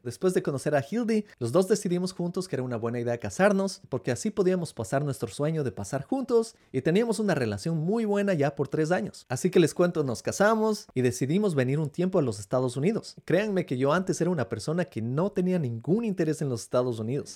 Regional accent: Ecuador; moved away as an adult; now in United States; Yo como latinoamericano creciendo en el Ecuador

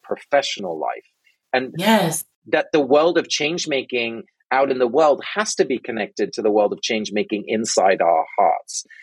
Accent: London, United Kingdom; now in Brooklyn, United States; I was born and raised in England

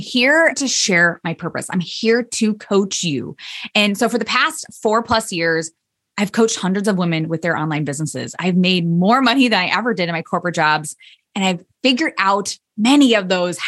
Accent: Indiana, United States; I ended up moving back to my hometown in Indiana

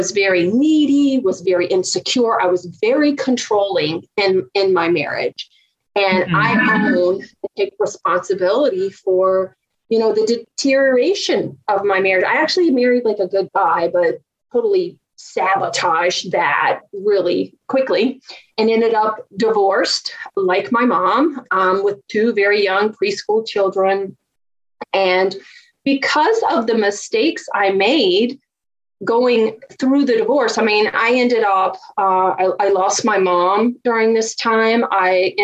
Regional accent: Virginia, United States; accent: Southern; I grew up just a poor country girl from Virginia. If you haven't heard my Southern accent out, it'll come out soon

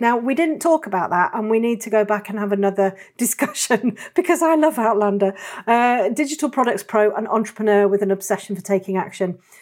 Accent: Yorkshire and the Humber, United Kingdom; I am from the north. I'm North Yorkshire

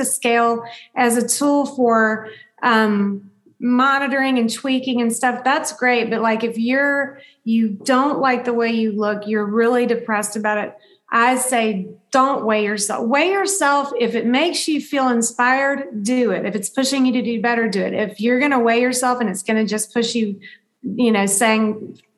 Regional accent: the South, United States; I grew up in the South

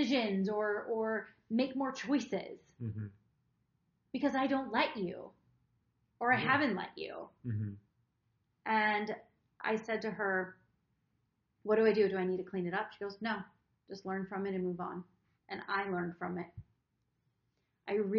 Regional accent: Wisconsin, United States; I'm from Wisconsin. Cheese curds are a big thing

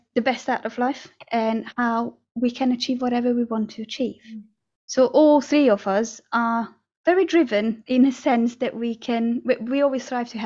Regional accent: Budapest, Hungary; moved away; I grew up in Hungary, in the capital, which is Budapest

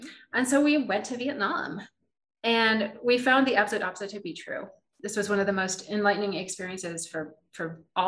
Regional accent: United States

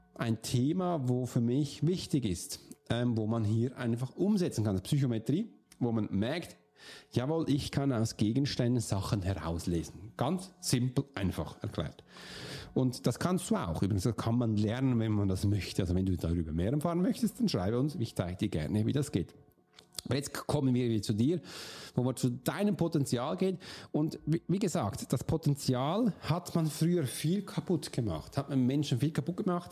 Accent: Switzerland; bei uns in der Schweiz

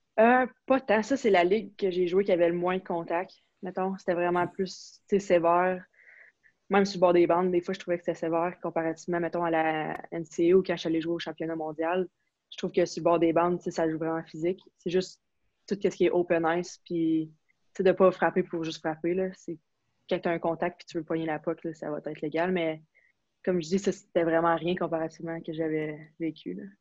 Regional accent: Quebec, Canada; first language French; moved away as an adult; je viens du Québec

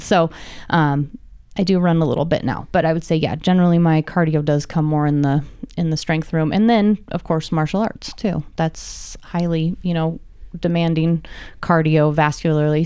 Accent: Reno, Nevada, United States; I've been born and raised in Reno

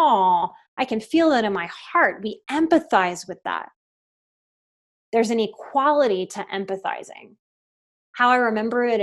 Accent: New Orleans, Louisiana, United States; I'm from New Orleans

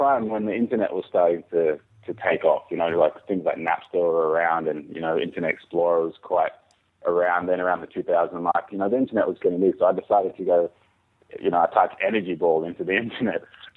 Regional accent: Byron Bay, New South Wales, Australia; moved away as an adult; also born or lived in Jamaica / Melbourne, Australia; now in Tasmania, Australia; growing up in Byron Bay

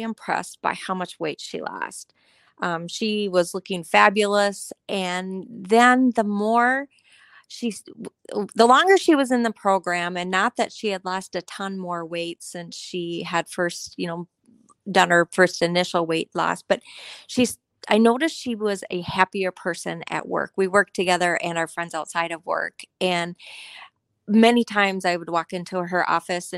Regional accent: Coon Rapids, Minnesota, United States; I grew up in Coon Rapids, Minnesota. It is a suburb of north of the Twin Cities area. I lived there with my parents and my sister through high school

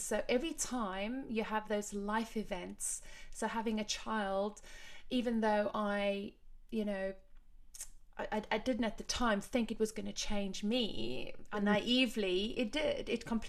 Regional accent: Cape Town, Western Cape, South Africa; now in London, United Kingdom; I had my same culture shock when I moved from Cape Town to London, mm-hmm. Kind of the opposite to you, in the sense that Cape Town is tiny compared to London and, you know, slower and so much more relaxed

